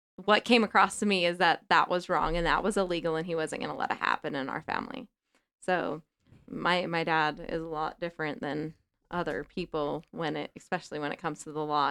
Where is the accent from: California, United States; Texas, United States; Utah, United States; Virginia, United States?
Utah, United States; Salt Lake City; I grew up in Rose Park